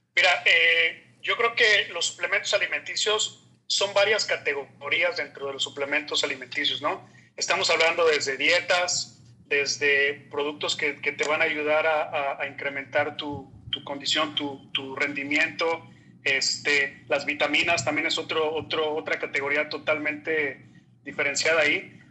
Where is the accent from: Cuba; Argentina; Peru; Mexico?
Mexico; Mexico City; moved away as an adult; also born or lived in Torreón, Mexico / Monterrey, Mexico; now in Florida, United States; soy originario de la Ciudad de México